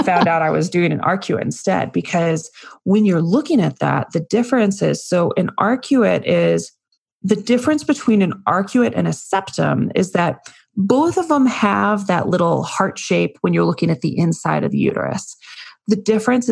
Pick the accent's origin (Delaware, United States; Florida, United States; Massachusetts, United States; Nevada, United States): Nevada, United States; Las Vegas; I'm from Vegas